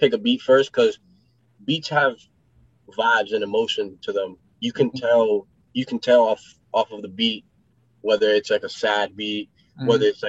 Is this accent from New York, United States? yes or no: yes; New York City, New York, United States; moved away; also born or lived in Florida; when I grew up in New York City, Queens, New York.